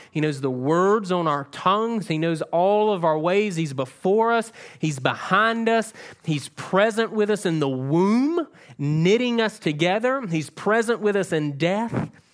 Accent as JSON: {"language": "English", "region": "South Georgia", "country": "United States", "moved": "yes", "said": "I'm from South Georgia"}